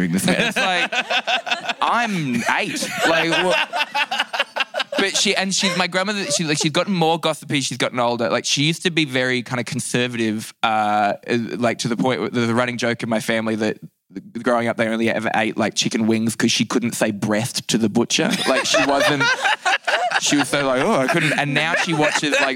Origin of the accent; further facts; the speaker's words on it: Newcastle, New South Wales, Australia; I grew up in a place called Newcastle in Australia.